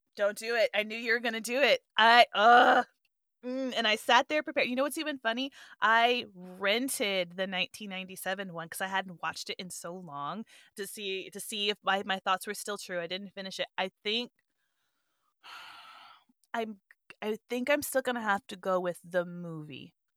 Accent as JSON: {"language": "English", "region": "Southwest", "country": "United States", "tie": "born or raised there", "also_born_or_lived": "Europe", "said": "growing up in the Southwest"}